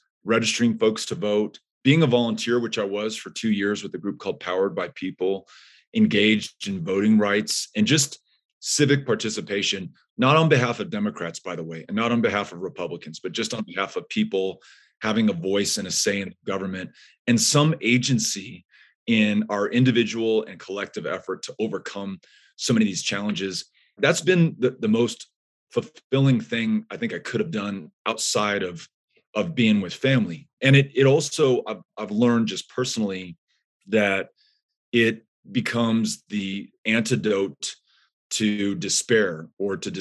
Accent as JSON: {"language": "English", "town": "El Paso", "region": "Texas", "country": "United States", "tie": "born or raised there", "said": "my hometown of El Paso"}